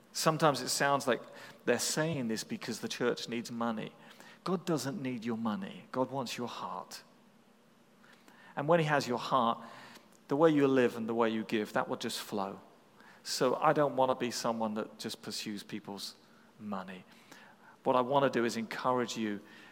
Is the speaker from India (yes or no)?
no; England, United Kingdom; as an Englishman